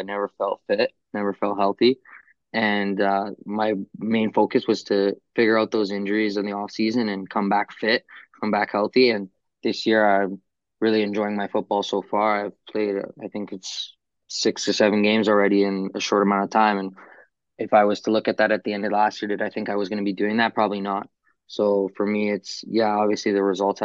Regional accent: Toronto, Ontario, Canada; I'm playing my hometown team

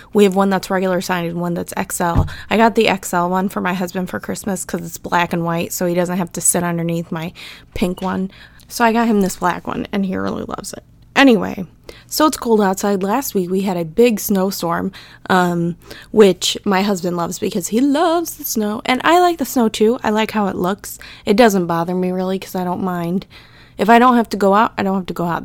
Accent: Midwest, United States; I'm from the Midwest

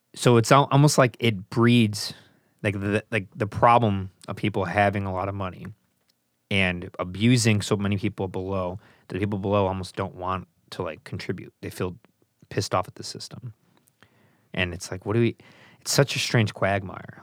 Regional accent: United States; I'm an American

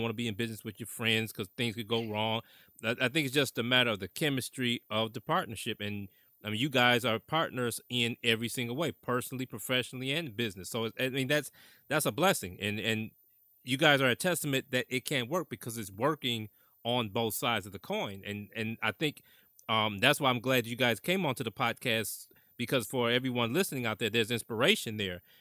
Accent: Mount Clemens, Michigan, United States; moved away as an adult; also born or lived in Chicago / Montreal / New York City; I grew up in Mount Clemens

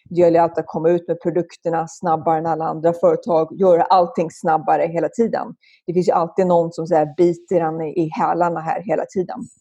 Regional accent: Stockholm, Stockholm County, Sweden; moved away as an adult; also born or lived in Roslagen, Östhammar / France / San Francisco / Denver, Colorado; now in Silicon Valley, United States; Jag växte upp i Stockholm, föddes på Söder så att jag var ganska urstockholmare på så sätt

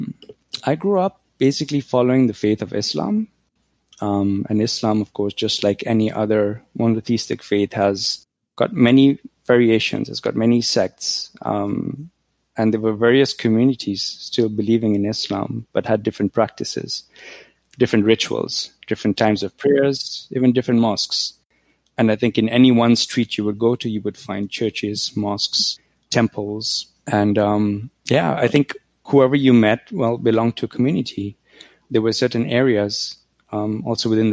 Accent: Nairobi, Kenya; moved away as an adult; now in Canada; when I grew up in Nairobi, we didn't have a phone

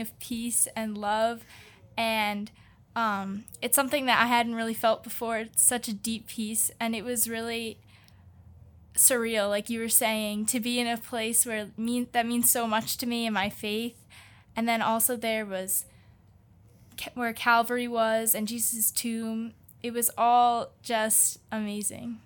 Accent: United States; we're from the United States

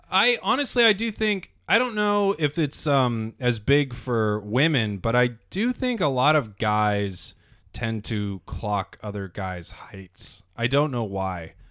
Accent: Las Vegas, Nevada, United States; I grew up in Las Vegas

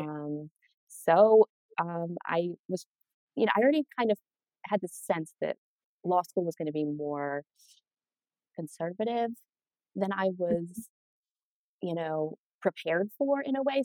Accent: Helena, Montana, United States; moved away; I grew up in Montana, Helena, small town

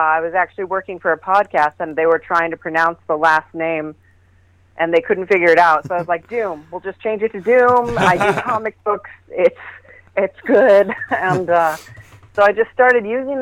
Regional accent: San Diego, California, United States; I am from San Diego, California. That's where we broadcast out of.

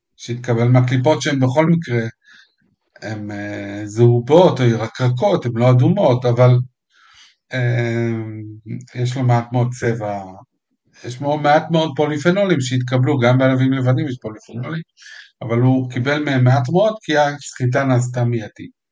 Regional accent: Israel

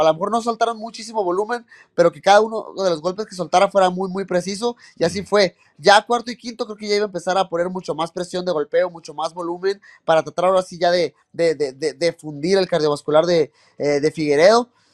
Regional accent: Mexico; uno como mexicano, uno como latino

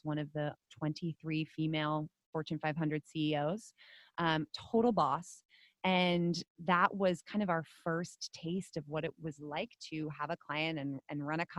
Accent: Netherlands; now in United States; Now I am a Dutch citizen. I'm not American

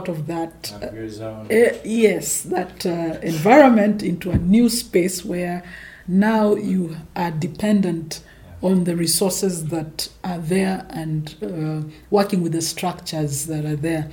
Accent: Nairobi, Kenya; I was born in Nairobi

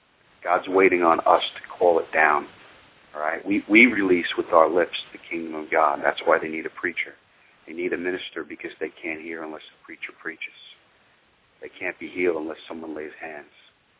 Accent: Iowa, United States; And I'm the one from Iowa, even though I'm not in Iowa right now.

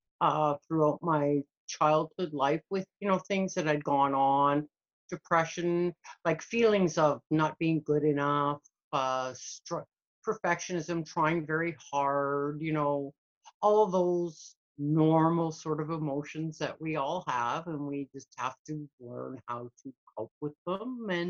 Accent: Canada; also born or lived in Scotland; Well, I started out being in Scotland, and we immigrated to Canada when I was a little over six.

